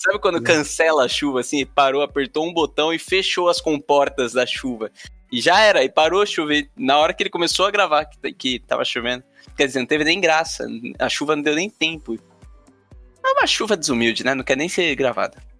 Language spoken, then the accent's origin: Portuguese; São Paulo, Brazil; eu sou de São Paulo